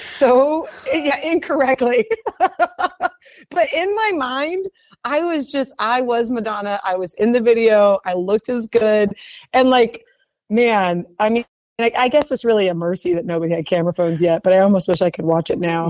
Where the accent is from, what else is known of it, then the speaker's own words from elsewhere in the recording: Houston, Texas, United States; I was from Memorial Middle School in Houston, Texas